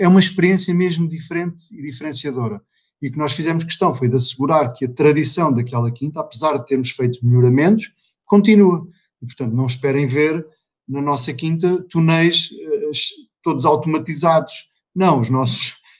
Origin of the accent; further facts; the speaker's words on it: Vila Real, Norte, Portugal; sou original de Vila Real e, portanto, a minha vida foi sempre inicialmente muito ligada à, à agricultura